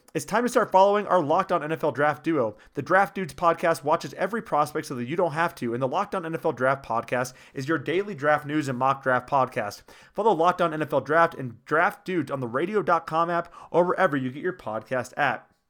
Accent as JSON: {"language": "English", "town": "Newton", "region": "Iowa", "country": "United States", "said": "I'm from Newton"}